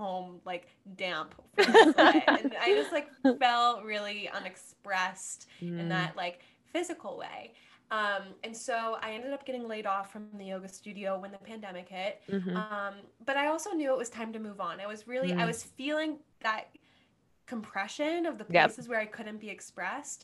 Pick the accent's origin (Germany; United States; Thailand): United States; Cincinnati, Ohio; moved away as an adult; also born or lived in Washington, D.C.; now in New York, United States; I was born and raised in Cincinnati, Ohio.